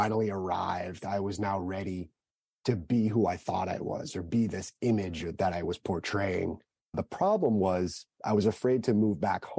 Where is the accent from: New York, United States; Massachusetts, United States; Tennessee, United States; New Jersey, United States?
Massachusetts, United States; Southern; I grew up in Southern Massachusetts, the older of two siblings